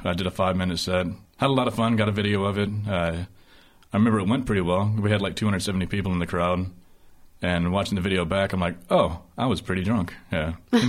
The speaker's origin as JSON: {"language": "English", "region": "Alabama", "country": "United States", "said": "did I make the host dig me into a hole by saying I'm from Alabama"}